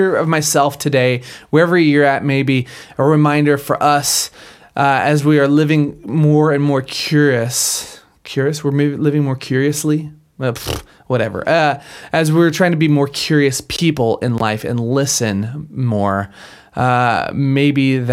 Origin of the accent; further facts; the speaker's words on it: Minnesota, United States; I grew up in Minnesota